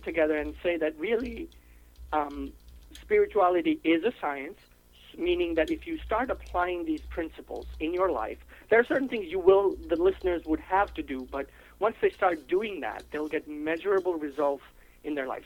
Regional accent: India; now in United States; I'm from India. Um, I am a U.S. citizen now, but I am originally from India.

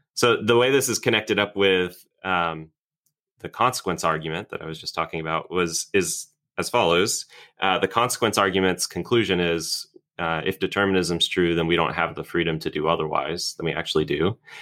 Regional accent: Orlando, Florida, United States; moved away as an adult; now in Birmingham, United States; I'm originally from Florida. I grew up in Orlando

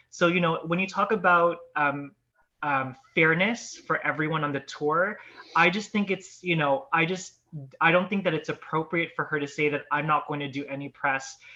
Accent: Canada; it's just been a disappointment for us fans, especially as Canadian fans, to kind of see her, you know.

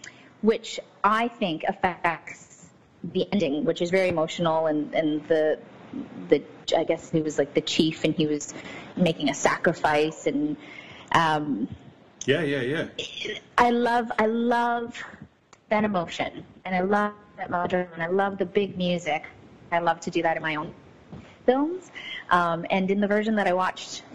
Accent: Canada; also born or lived in Newcastle; I'm born and raised in Canada

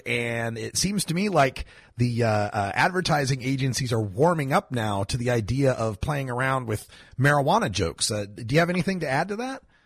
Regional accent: Idaho, United States; my home state, my birth state of Idaho

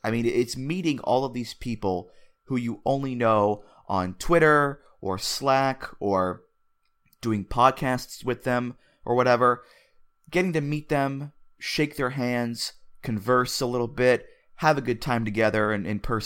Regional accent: United States; us silly Americans

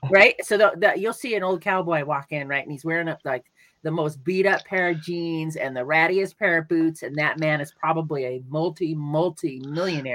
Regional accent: California, United States; also born or lived in Denver; now in New Mexico, United States; I'm from California

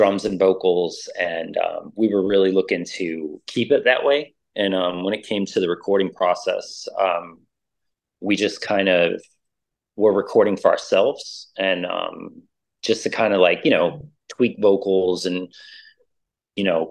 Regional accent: New Orleans, Louisiana, United States; now in Austin, United States; I'm originally from New Orleans. I came over to Texas.

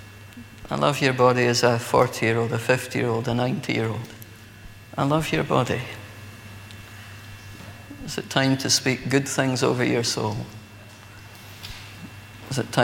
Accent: Scotland, United Kingdom; as a Scotsman

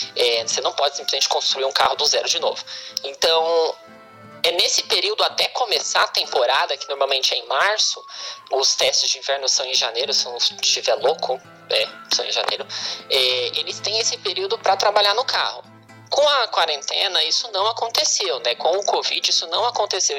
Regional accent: Brazil; moved away; a gente não tinha muito canal na, na, no interior

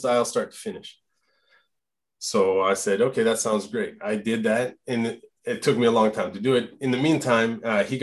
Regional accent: Alberta, Canada; first language French; English is a second language; also born or lived in Quebec; now in Gatineau, Canada; I'm from Alberta, Franco Albertan. So I grew up speaking French at HΩME with my parents

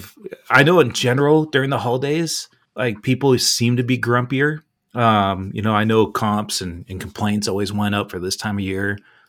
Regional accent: California, United States; moved away; back when we all kind of lived in the same area when I grew up in California.

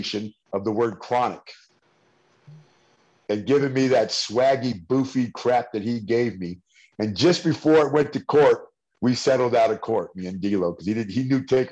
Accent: San Francisco, California, United States; I'm from the Bay Area of California, San Francisco.

